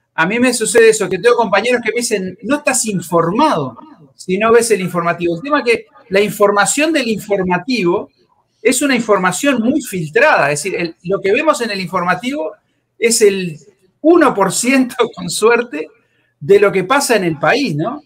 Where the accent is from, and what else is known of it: Uruguay